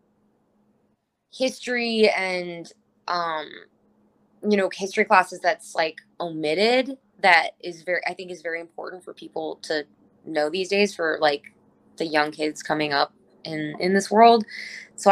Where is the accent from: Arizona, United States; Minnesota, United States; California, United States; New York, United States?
Arizona, United States; Cave Creek; now in Los Angeles, United States; I grew up in Cave Creek, but Phoenix and Scottsdale were the areas that had like the shows and stuff.